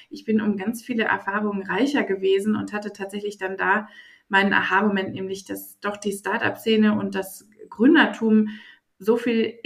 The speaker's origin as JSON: {"language": "German", "region": "Berlin", "country": "Germany", "tie": "born or raised there", "said": "gebürtige Berlinerin. Ich sage immer, ich bin das letzte Einhorn in dieser Stadt."}